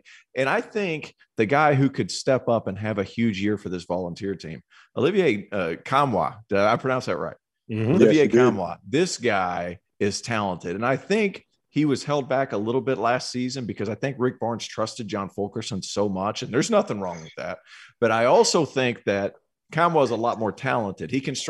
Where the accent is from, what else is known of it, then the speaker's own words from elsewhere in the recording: Tennessee, United States; I grew up in Tennessee.